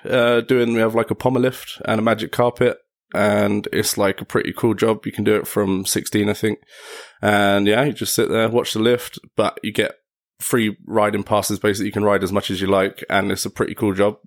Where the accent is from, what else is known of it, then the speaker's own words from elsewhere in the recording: Enfield, London, United Kingdom; moved away as an adult; now in Mayrhofen, Austria; originally from Enfield, North London